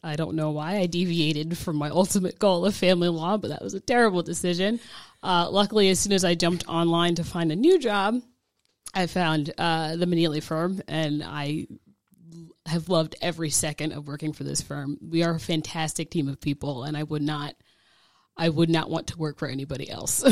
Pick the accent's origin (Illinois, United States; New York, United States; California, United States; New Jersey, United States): New Jersey, United States; now in Georgia, United States; I'm originally from New Jersey